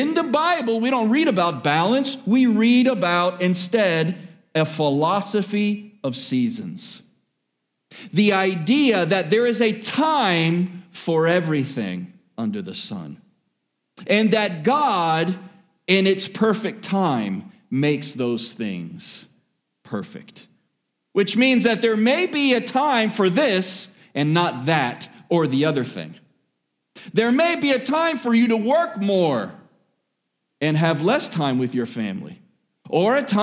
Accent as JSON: {"language": "English", "town": "Miami", "region": "Florida", "country": "United States", "tie": "born or raised there", "said": "born and raised in Miami"}